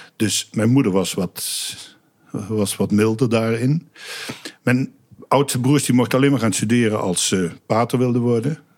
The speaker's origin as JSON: {"language": "Dutch", "town": "Sint Anthonis", "region": "North Brabant", "country": "Netherlands", "tie": "born or raised there", "said": "Ik kom uit Sint-Antonis, dat is een dorpje in Oost-Brabant, op de grens van eh, Limburg en Brabant"}